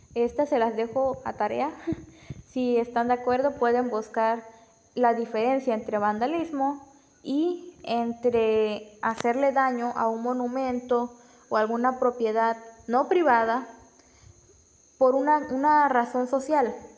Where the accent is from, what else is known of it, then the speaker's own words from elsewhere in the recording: Villahermosa, Tabasco, Mexico; soy de Villahermosa, Tabasco